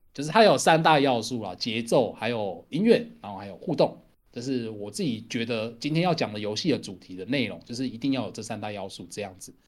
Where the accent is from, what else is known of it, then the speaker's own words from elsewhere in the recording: southern Taiwan, Taiwan; 在我南部乡下长大